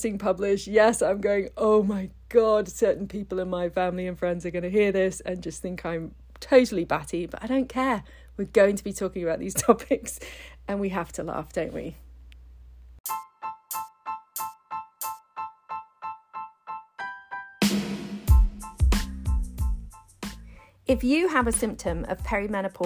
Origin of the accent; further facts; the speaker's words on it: England, United Kingdom; moved away; Growing up in England